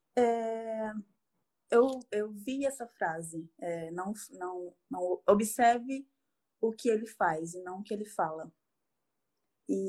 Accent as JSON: {"language": "Portuguese", "region": "Acre", "country": "Brazil", "moved": "as an adult", "lives_now": "Santos, Brazil", "said": "Eu saí do Acre, eu sou oh. do Acre, tá. e fui tá até Santos atrás de um amor de verão"}